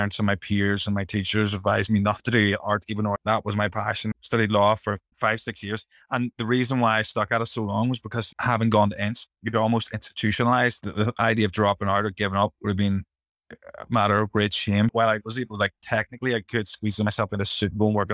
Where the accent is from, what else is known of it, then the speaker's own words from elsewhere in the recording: Belfast, Northern Ireland, United Kingdom; I'm from Stranmillis in South Belfast. Unremarkable upbringing.